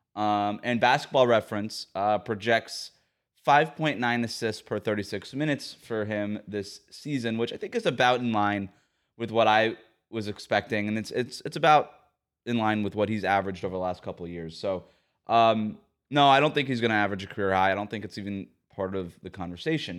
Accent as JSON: {"language": "English", "region": "South Florida", "country": "United States", "tie": "born or raised there", "also_born_or_lived": "Bay Area", "said": "Growing up in South Florida"}